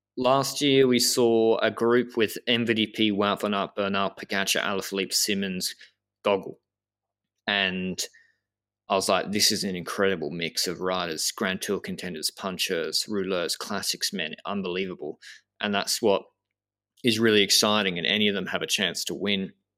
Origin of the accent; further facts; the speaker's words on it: Australia; I'm a from Australia